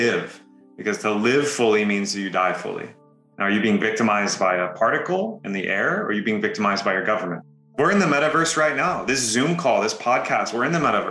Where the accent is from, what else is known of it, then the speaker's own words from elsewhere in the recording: Texas, United States; moved away; also born or lived in California; Born and raised in Texas, moved to California, became a digital nomad